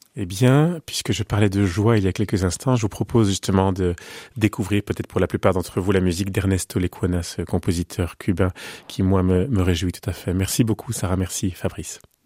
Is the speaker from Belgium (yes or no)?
yes; Belgium; quand on est belge